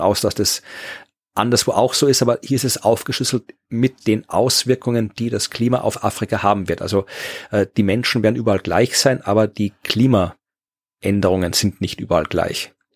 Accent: Austria

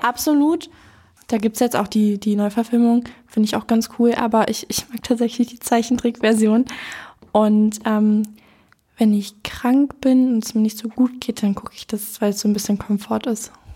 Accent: Berlin, Germany; also born or lived in Neu-Hohenschönhausen, Berlin; Ich ähm, wohne jetzt in Neuhundschönhausen, aber ich bin hier in Lichtenberg aufgewachsen

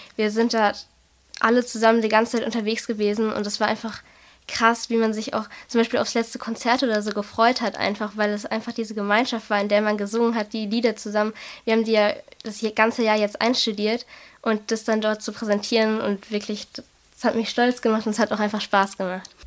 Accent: Germany; aus Germany, Deutschland

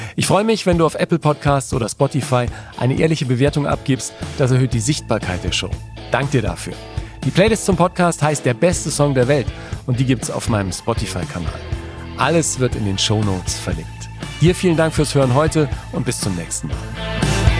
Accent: Nuremberg, Bavaria, Germany; ich bin ein Nürnberger. Ich bin in Nürnberg geboren

